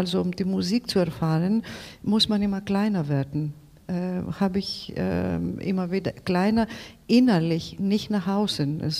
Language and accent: German; Greece; German is a second language; diese alle Erzählungen gelten für mich als Griechin aus Griechenland nach Deutschland.